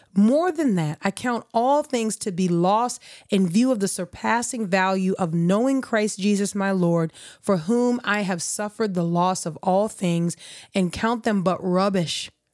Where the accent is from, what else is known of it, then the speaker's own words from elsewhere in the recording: United States; as an American, if I've got my culture